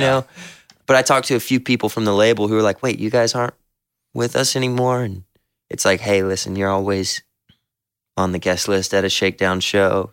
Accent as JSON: {"language": "English", "region": "the South", "country": "United States", "said": "we're all from the South and believe in Southern hospitality"}